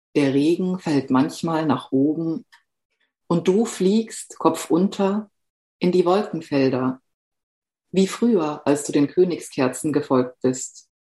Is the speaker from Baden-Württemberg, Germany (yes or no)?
yes; Southern Black Forest, Baden-Württemberg, Germany; moved away; Ich bin im Südschwarzwald aufgewachsen